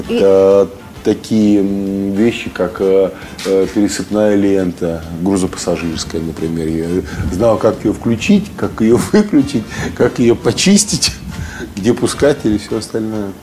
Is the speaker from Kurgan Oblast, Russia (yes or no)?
no; Kemerovo, Kemerovo Oblast, Russia; moved away as an adult; also born or lived in Saint Petersburg; возвращались домой в Кемерово